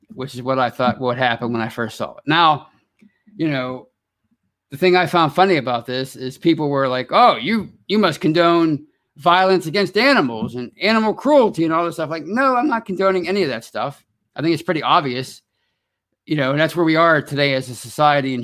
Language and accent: English; Pittsburgh, Pennsylvania, United States; I'm from Pittsburgh